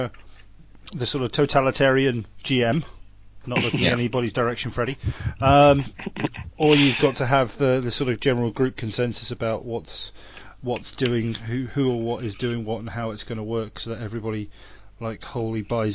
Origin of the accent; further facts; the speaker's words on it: England, United Kingdom; I'm an Englishman